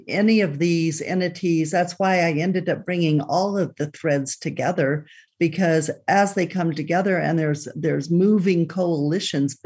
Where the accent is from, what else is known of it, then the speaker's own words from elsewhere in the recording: Boulder City, Nevada, United States; I grew up in Boulder City, Nevada, and the family home is still, my mother's still in the family home overlooking Lake Mead